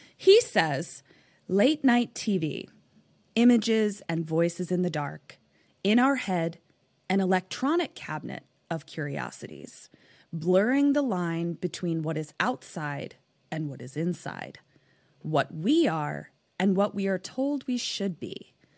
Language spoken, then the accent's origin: English; Baltimore, Maryland, United States; now in West Coast, United States; I'm from Baltimore, so, like, I know how to be cold